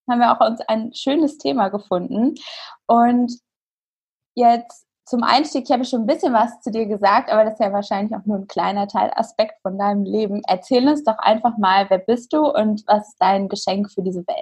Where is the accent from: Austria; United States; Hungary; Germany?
Germany; Hanover, Lower Saxony; ich komme aus Hannover.